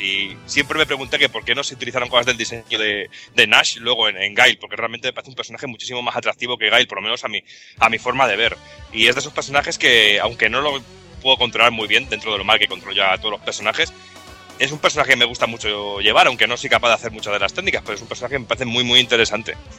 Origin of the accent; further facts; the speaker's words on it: Medina del Campo, Castile and León, Spain; mi pueblo, aquí tan en el centro, en Valladolid, en Medina del Campo, que era mi pueblo